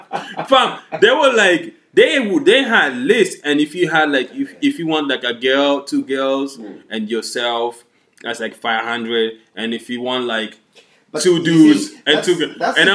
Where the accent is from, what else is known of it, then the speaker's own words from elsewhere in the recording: Ireland; They were like, you guys are from US? We're like, nah, fam, we're from Ireland.